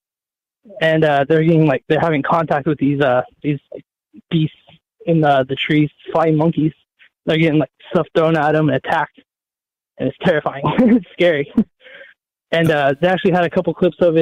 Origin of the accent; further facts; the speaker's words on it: California, United States; now in Oregon, United States; I'm from California, but I live in Oregon.